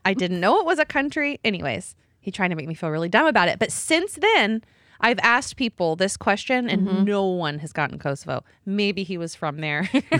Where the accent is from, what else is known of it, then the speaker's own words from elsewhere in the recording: Texas, United States; And I was from Texas.